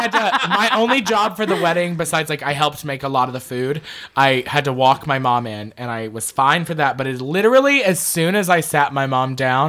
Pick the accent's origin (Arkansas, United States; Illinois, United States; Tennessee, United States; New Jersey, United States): Arkansas, United States; now in San Diego, United States; I grew up in Arkansas.